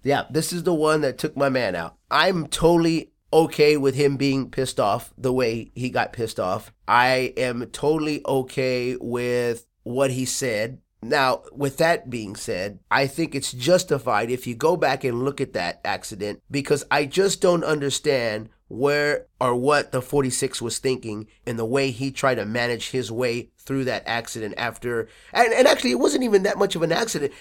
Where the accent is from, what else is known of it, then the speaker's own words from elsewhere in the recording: Texas, United States; I'm from Texas